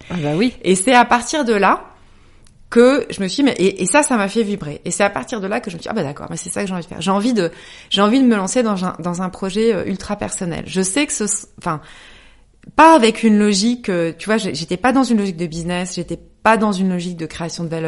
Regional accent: Lorraine, Grand Est, France; moved away as an adult; now in Paris, France; je suis Lorraine. Euh, j'ai grandi dans une petite ville. Euh, je suis venue à Paris pour faire mes études.

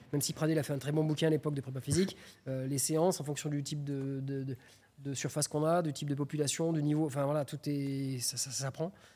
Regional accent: Clermont-Ferrand, Auvergne-Rhône-Alpes, France; je suis de Clermont-Ferrand

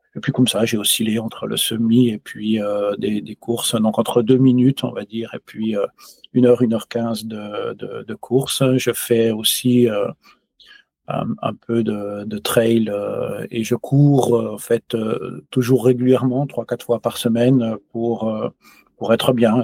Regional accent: France; now in Switzerland; je suis français, je vis en, en Suisse

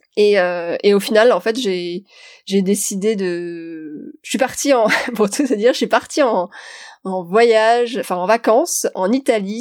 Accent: Metz, Grand Est, France; moved away; also born or lived in Paris; je viens de Metz. Je viens d'une famille qui est pas forcément du tout aisée

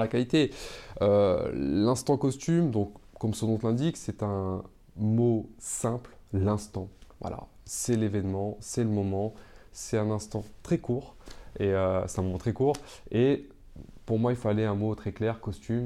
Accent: Seine-Saint-Denis, Île-de-France, France; j'ai grandi en Seine-Saint-Denis

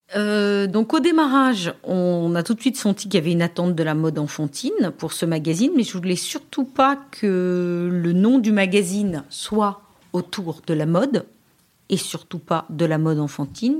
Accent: Paris, Île-de-France, France; je suis parisienne, je passe mon bac à Paris

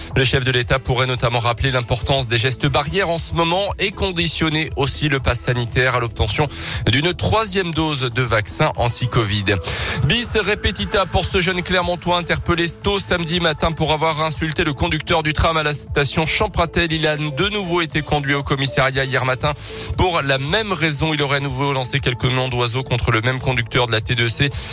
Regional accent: Auvergne-Rhône-Alpes, France; chez nous en Auvergne-Rhône-Alpes

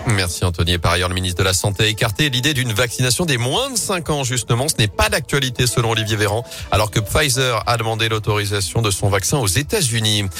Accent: Loire, Auvergne-Rhône-Alpes, France; chez nous dans la Loire

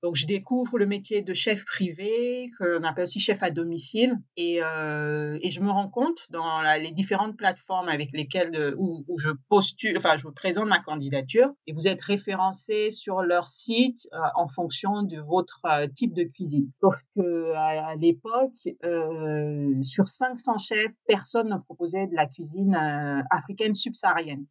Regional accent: Gabon; moved away; also born or lived in France; je suis née en France pendant que mes parents étaient étudiants. Et euh, en fait, ils ont attendu ma naissance, qu'ils étaient en fin d'études, pour pouvoir rentrer définitivement au Gabon. Donc j'ai grandi euh, complètement au Gabon

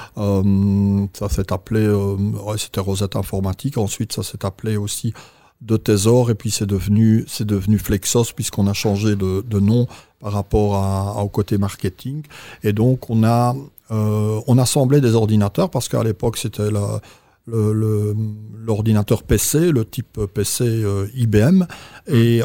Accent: Belgium; je suis belge, d'origine belge

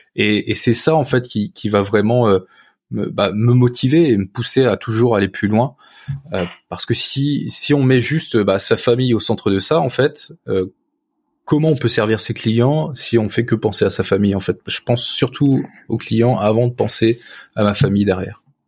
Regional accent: Picardy countryside, near Saint-Quentin, Hauts-de-France, France; j'ai grandi dans la campagne picarde, à côté de, à côté de Saint-Quentin

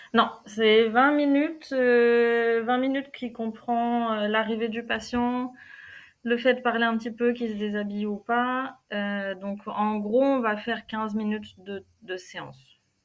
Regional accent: Normandy, France; born or raised there; moved away as an adult; also born or lived in Germany / Cologne, Germany

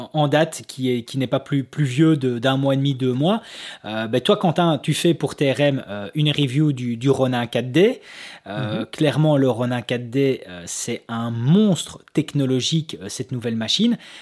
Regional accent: Belgium; nous en tant que Belges

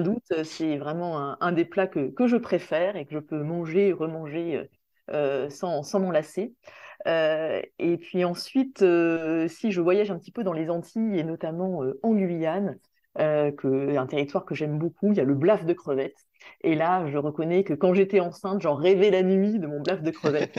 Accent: Saint-Denis, Réunion; moved away as an adult; also born or lived in Strasbourg / Brussels; je suis réunionnais, je suis née à La Réunion, j'ai fait toute ma scolarité à, l'île de La Réunion, euh, à Saint-Denis.

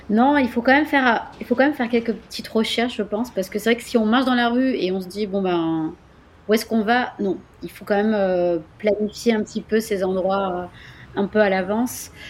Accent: France; accent: French; mon accent français. Donc, euh, bon, il s'est amélioré, hein, attention.

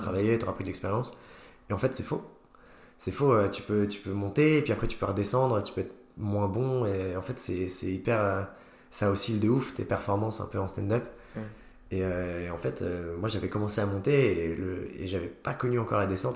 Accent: Haute-Savoie, Auvergne-Rhône-Alpes, France; moved away as an adult; also born or lived in Lyon; now in Nancy, France; j'ai grandi en Haute-Savoie

